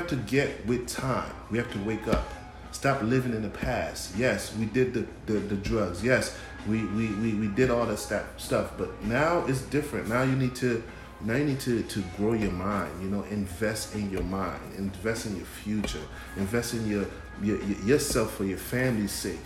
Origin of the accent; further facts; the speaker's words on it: Haiti; moved away; I'm from Haiti, this is my country